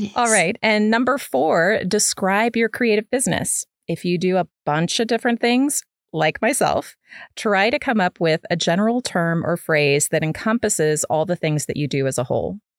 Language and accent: English; Midwest, United States; moved away as an adult; I grew up in the Midwest, and so I moved in college. I moved south